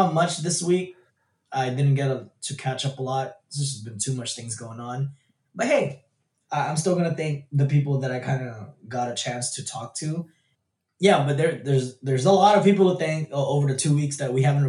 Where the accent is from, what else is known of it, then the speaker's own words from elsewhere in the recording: California, United States; We're super Californian